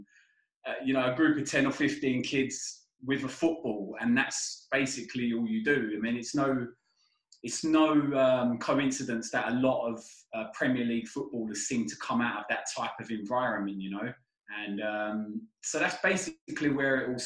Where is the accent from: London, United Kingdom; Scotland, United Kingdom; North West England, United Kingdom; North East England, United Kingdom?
London, United Kingdom; moved away as an adult; now in Philippines; I grew up in London. I was born in London in the early 80s, 1981